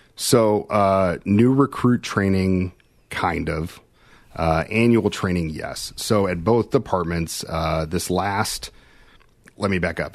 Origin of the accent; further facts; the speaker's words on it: Kansas City, United States; I'm from Kansas City